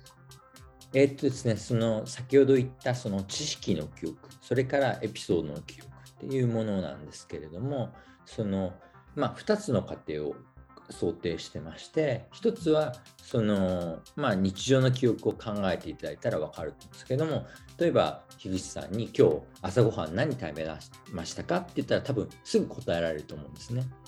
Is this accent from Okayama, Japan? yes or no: yes; Okayama, Japan; moved away as an adult; also born or lived in Hiroshima; now in Denmark; 僕、岡山出身で、えー、大学、広島に来まして